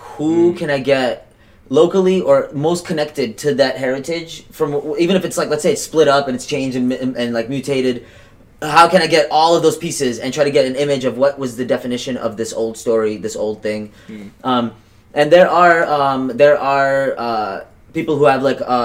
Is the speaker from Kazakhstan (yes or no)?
yes; Kazakhstan; now in United States; I'm from Kazakhstan, current day Kazakhstan, at least where I was born.